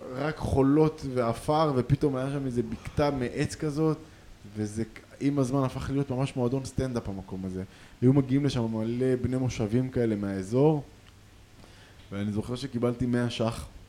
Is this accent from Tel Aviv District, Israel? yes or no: yes; Tel Aviv, Tel Aviv District, Israel; אנחנו מתל אביב